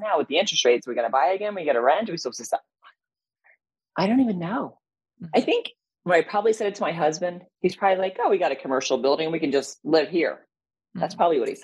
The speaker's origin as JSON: {"language": "English", "region": "Connecticut", "country": "United States", "tie": "born or raised there", "also_born_or_lived": "Cincinnati", "moved": "yes", "said": "I grew up in Connecticut, trees"}